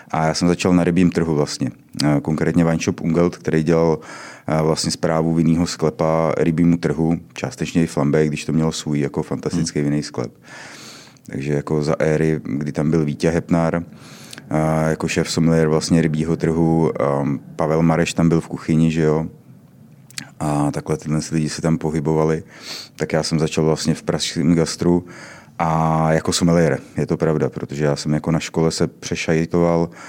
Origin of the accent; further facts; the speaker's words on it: Mělník, Central Bohemian Region, Czechia; also born or lived in Poděbrady; Já nejsem z poděbrat, já jsem z Mělníka.